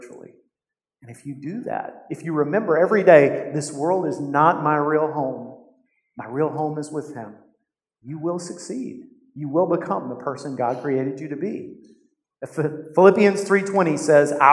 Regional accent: United States; To us as American Christians

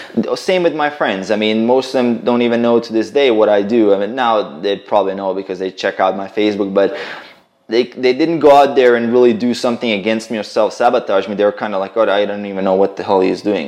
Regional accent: Croatia; I'm a Croatian, right? So yeah. I'm uh, from like actually my family right now we live in um, in on the border between Bosnia and Croatia

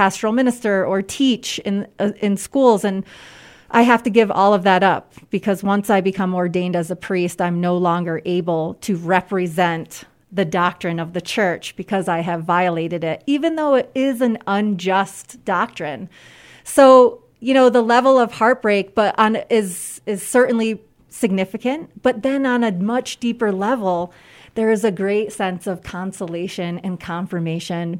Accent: United States; I am so deeply American in my thinking and in my ways of being

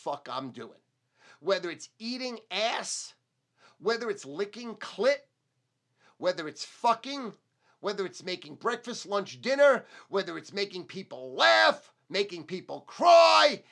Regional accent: Brooklyn, Long Island, New York, United States; when I came from Brooklyn to Long Island, how I got beat up because I was a Jew

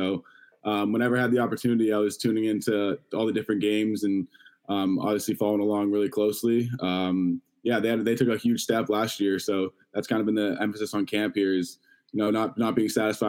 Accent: Toronto, Ontario, Canada; you go to all the Toronto Rock games growing up in Toronto

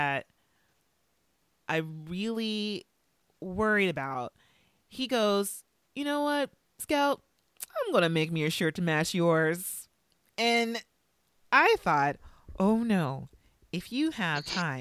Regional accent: Valencia, California, United States; I grew up near Magic Mountain in Valencia, California.

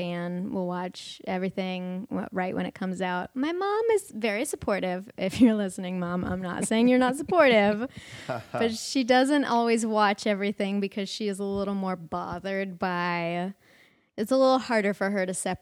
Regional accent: Fayetteville, Arkansas, United States; moved away as an adult; now in Los Angeles, United States; I grew up in Fayetteville and it's a pretty sizable town

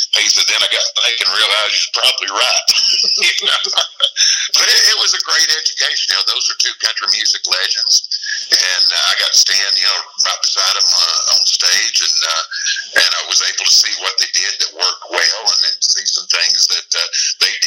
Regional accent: Chattanooga, Tennessee, United States; I started playing music in my hometown of Chattanooga back in 76

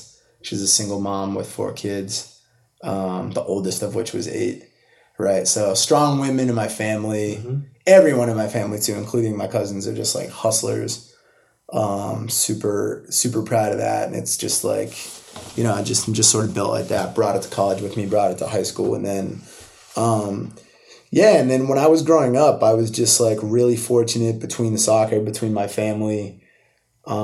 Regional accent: Milford, Massachusetts, United States; So home is Milford. I grew up there, like 40 minutes outside the city

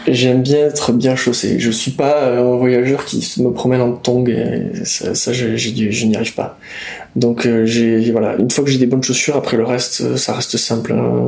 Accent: Basque Country, Nouvelle-Aquitaine, France; quand on vient du Pays Basque

